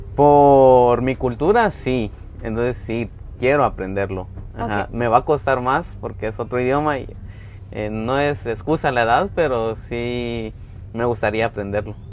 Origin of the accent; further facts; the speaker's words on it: Antigua Guatemala, Sacatepéquez, Guatemala; also born or lived in Jocotenango; Yo nací en Antigua, en el Hospital Nacional, pero vivo en Jocotenango. Es, una ciudad a la par.